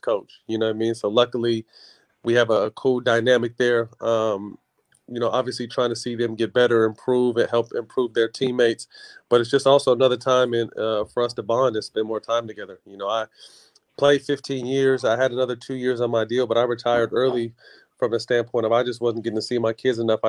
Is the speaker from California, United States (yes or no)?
yes; Sacramento, California, United States; I signed a 3-year deal in my hometown